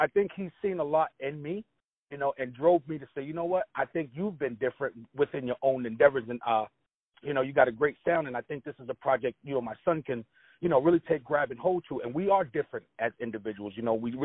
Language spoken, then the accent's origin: English; Boston, Massachusetts, United States; Originally, I'm born and bred right here in the state of Massachusetts, right here in Boston, Mass.